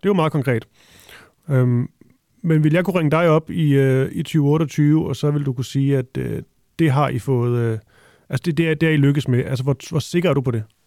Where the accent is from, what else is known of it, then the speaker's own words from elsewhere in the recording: Funen, Southern Denmark, Denmark; Jeg er også fra Fyn